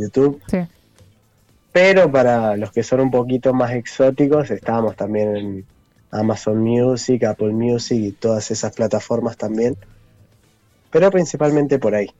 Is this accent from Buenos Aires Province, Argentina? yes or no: no; Cutral Có, Neuquén, Argentina; now in General Roca, Argentina; el bajista, el guitarrista líder y yo somos de Cutralco